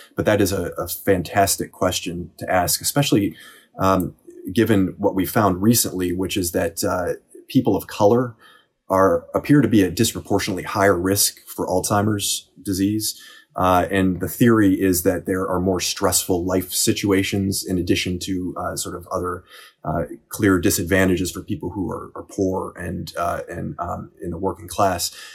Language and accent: English; Cleveland, Ohio, United States; my hometown of Cleveland